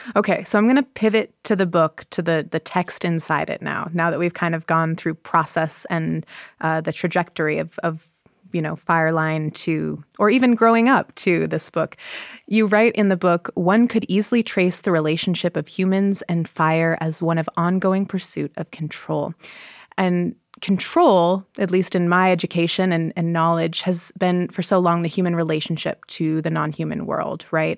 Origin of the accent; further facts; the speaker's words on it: Montana, United States; I grew up in Montana